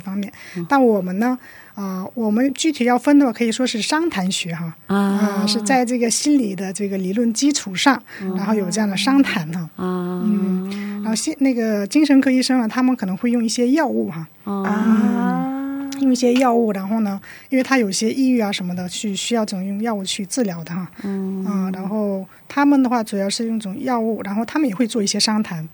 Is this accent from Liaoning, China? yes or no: yes; Shenyang, Liaoning, China; now in South Korea; 我来自中国辽宁省沈阳市。哦。啊，现在在韩国工作，然后呢，又在学习这个心理商谈